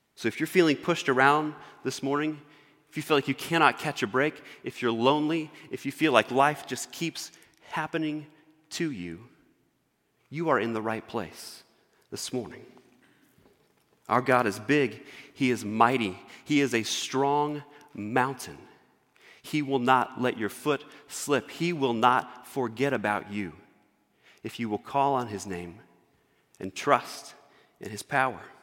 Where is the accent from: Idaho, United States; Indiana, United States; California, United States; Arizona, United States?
Indiana, United States; Northwest; moved away; We moved from Northwest Indiana down to the, uh, Indianapolis area.